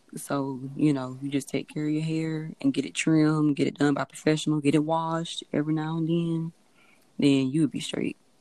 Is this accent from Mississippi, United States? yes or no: yes; Biloxi, Mississippi, United States; now in Ocean Springs, United States; I'm from Biloxi, currently residing in Ocean Springs